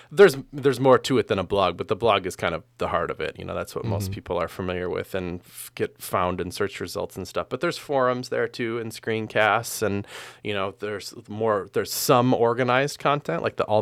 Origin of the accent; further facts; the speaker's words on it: Midwest, United States; I don't know if it's necessarily that I'm from the Midwest, thus I thus I am more community oriented.